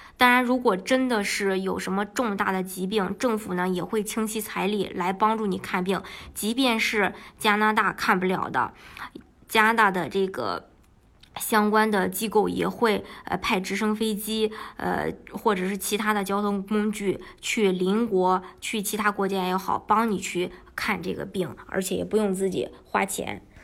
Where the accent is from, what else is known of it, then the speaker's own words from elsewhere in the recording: Shandong, China; moved away as an adult; now in Canada; 我是山东的